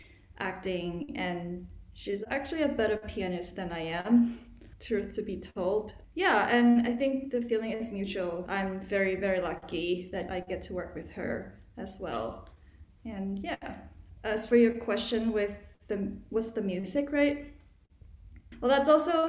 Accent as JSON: {"language": "English", "country": "Thailand", "tie": "born or raised there", "moved": "yes", "lives_now": "United States", "said": "growing up in Thailand before moving to America"}